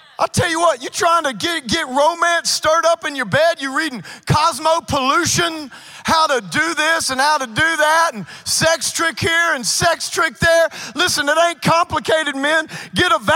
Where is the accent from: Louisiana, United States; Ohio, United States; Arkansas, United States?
Louisiana, United States; Cajun; I'm a Cajun